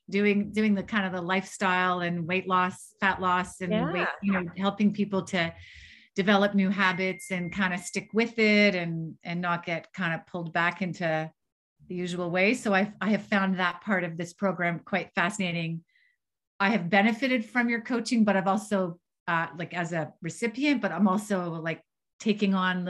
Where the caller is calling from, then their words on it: Chelsea, Quebec, Canada; So I'm in Chelsea, Quebec, Canada.